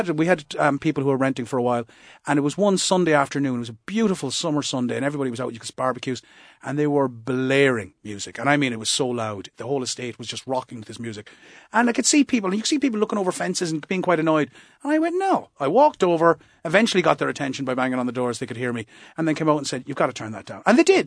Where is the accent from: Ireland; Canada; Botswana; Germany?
Ireland; Moyross, Munster; And as I say, I grew up in Moyross, so I'm not exactly afraid of confrontation.